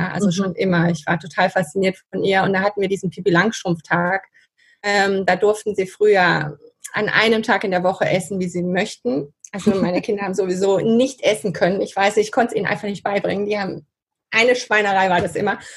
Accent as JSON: {"language": "German", "country": "Spain", "tie": "born or raised there", "said": "dann meine Kindheit in Spanien, also da bin ich sehr dankbar dafür, dass meine Eltern damals so mutig waren. Die waren, die sind 68 nach Spanien und da bin ich aufgewachsen."}